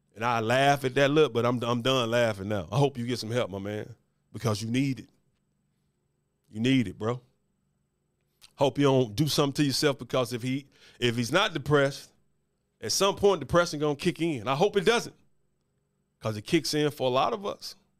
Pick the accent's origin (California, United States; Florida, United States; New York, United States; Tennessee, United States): Tennessee, United States; Memphis; Born and raised in Memphis, haven't always lived here, but I'm from Memphis